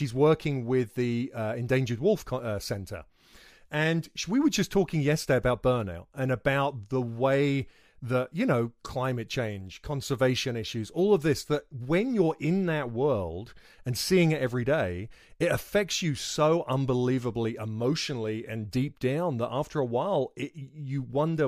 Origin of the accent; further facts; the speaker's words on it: United Kingdom; accent: British; a British guy